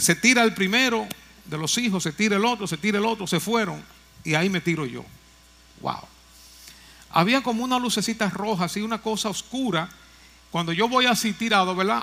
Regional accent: Moca, Espaillat, Dominican Republic; allá en mi pueblo natal, en Moca

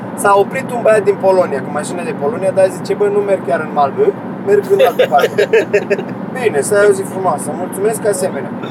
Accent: Romania; Din România.

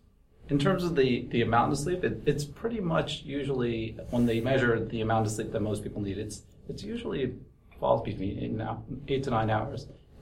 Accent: New York City, New York, United States; I was born in Brooklyn.

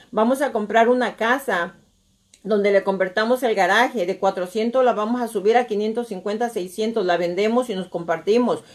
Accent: Nayarit, Mexico; moved away; yo soy de Nayarit

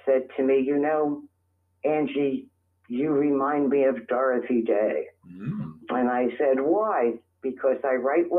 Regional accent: New York City, New York, United States; moved away as an adult; also born or lived in Middle Village, Queens; now in Staten Island, United States; I was born in the Bronx. Ooh. And I was raised in the Bronx.

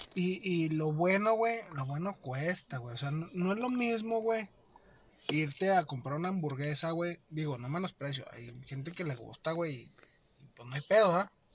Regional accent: Mexico; como mexicano

